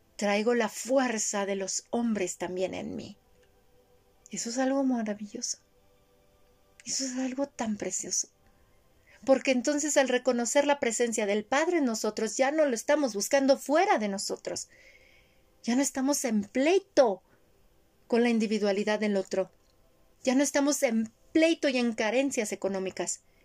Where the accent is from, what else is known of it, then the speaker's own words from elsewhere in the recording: Mexico; Yo también crecí en esa sociedad